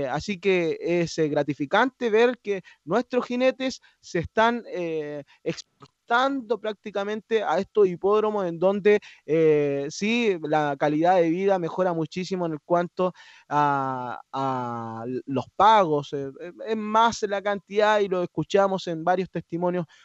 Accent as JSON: {"language": "Spanish", "country": "Chile", "said": "cabe destacar que nosotros como eh, chilenos nos sentimos orgullosos todos los hípicos porque tenemos a, un compatriota"}